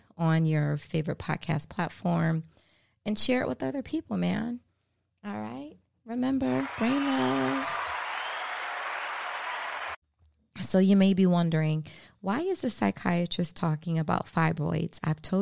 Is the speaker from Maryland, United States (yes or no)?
yes; Baltimore, Maryland, United States; moved away as an adult; now in South Florida, United States; my home state, my hometown, from Baltimore, Maryland.